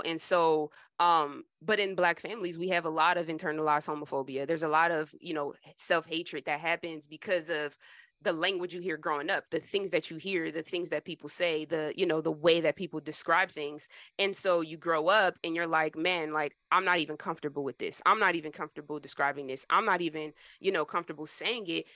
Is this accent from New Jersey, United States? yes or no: yes; New Jersey, United States; I'm proud to be from Jersey